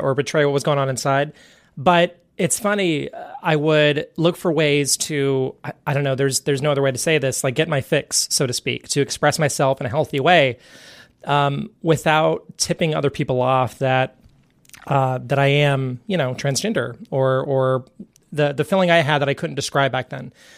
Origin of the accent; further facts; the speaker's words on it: Central Texas, United States; I was raised in the South, uh, in Central Texas